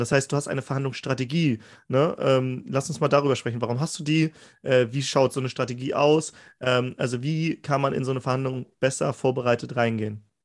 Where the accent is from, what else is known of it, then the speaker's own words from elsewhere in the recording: Germany; Aus Deutschland